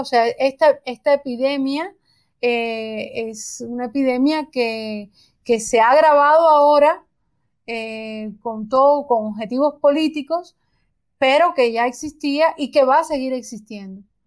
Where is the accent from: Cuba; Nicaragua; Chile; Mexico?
Cuba; Nosotros, por ejemplo, en Cuba vivimos